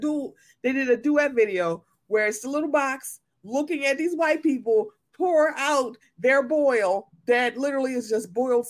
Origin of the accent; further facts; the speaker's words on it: Maryland, United States; I'm from Maryland, so a lot of people say dog.